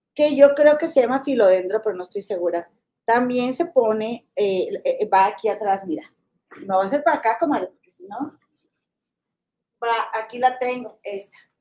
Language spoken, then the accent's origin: Spanish; Mexico; now in United States; mi tierra, a mi rancho, mi México